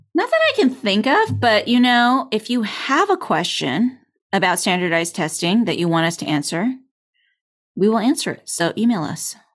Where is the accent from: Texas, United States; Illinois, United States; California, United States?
California, United States; I'm from California